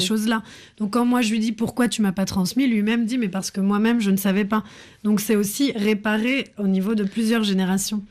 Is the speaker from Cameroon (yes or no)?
no; France; J'ai grandi en France